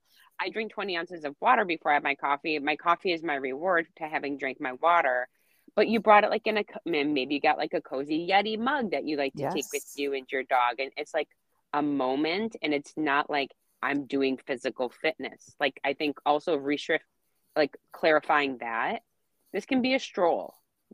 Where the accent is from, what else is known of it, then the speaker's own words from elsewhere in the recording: Wisconsin, United States; I'm from Wisconsin.